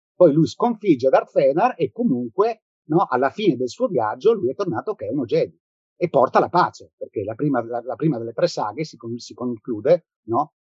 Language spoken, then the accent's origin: Italian; South Tyrol, Trentino-Alto Adige, Italy; moved away as an adult; now in Rome, Italy; io sono, vivo a Roma, ma sono originario del Sud Tirolo. Sono venuto a Roma nel, nel lontano 1983 per motivi di studio e poi ci sono rimasto.